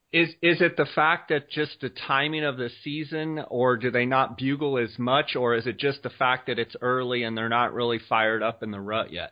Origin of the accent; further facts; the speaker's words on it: Arizona, United States; here in my home state of Arizona